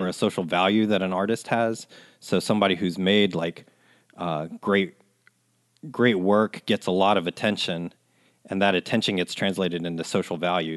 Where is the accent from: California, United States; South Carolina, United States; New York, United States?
South Carolina, United States; Columbia; being Japanese but growing up in Colombia